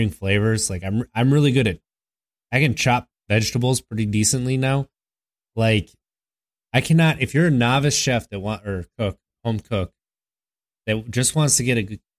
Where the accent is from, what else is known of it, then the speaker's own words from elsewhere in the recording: Wisconsin, United States; I'm from Wisconsin